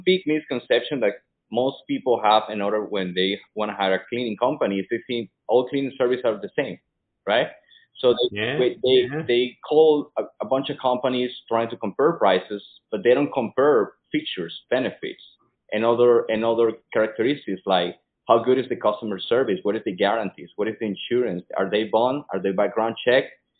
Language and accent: English; Venezuela; English is a second language; moved away; Yeah, well, I came from Venezuela 6 years ago and I speak no English.